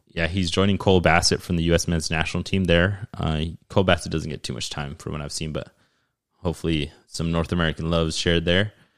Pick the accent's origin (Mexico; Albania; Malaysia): Mexico; moved away; the country that I'm from